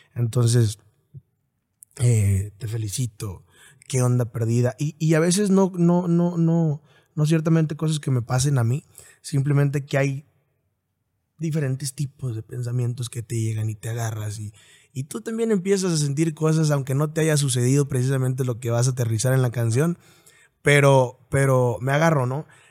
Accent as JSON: {"language": "Spanish", "town": "Apatzingán", "region": "Michoacán", "country": "Mexico", "tie": "born or raised there", "said": "Nací en Michoacán"}